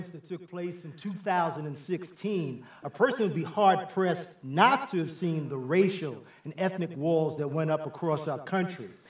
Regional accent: New York City, New York, United States; I, I grew up in New York City. Uh, I was born and raised in the South Bronx in the Millbrook Projects. That's where most of my experiences were gained before I went away to college.

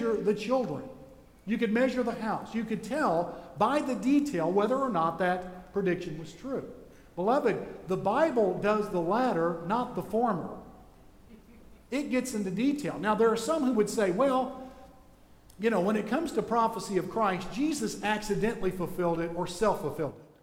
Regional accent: Jacksonville, Florida, United States; I was born in Jacksonville, Florida at the Naval Air Station Hospital

